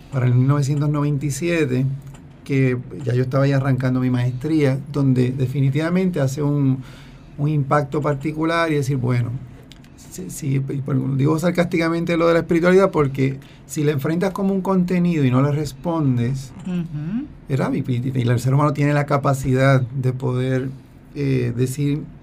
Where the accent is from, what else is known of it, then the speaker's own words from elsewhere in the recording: Dorado, Puerto Rico; yo me crié en Dorado y allí conoces a los espiritanos.